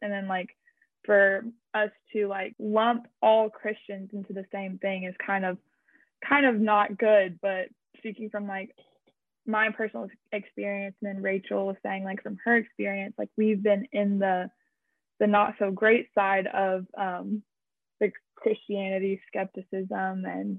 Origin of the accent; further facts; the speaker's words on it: Wilkesboro, North Carolina, United States; I grew up in North Carolina my whole life. I go to college in North Carolina.